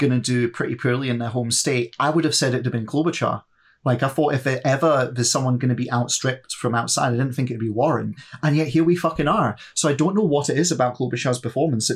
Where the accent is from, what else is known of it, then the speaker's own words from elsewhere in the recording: Glasgow, Scotland, United Kingdom; I'm from Glasgow